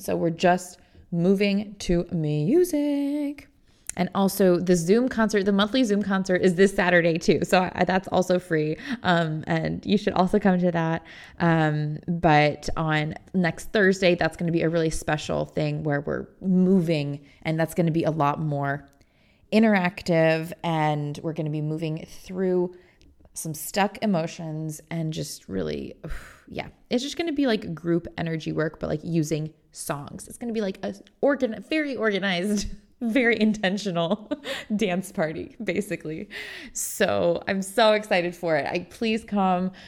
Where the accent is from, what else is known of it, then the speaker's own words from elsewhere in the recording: Indiana, United States; I'm from Indiana